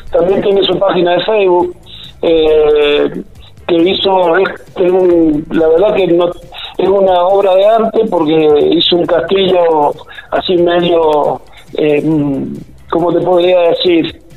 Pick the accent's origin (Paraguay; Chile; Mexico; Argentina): Argentina; Mendoza; now in La Rioja, Argentina; darme la oportunidad de dar a conocer esta bella, esta bella costa riojana, a la cual hace 13 años que llegué de Mendoza y la verdad que, me enamoré a primera vista.